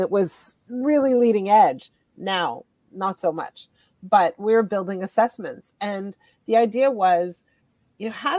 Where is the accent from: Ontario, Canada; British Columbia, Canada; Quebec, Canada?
Quebec, Canada; Montreal; moved away as an adult; also born or lived in Ottawa; now in Toronto, Canada; I'm actually originally from Montreal. I was born and raised in Montreal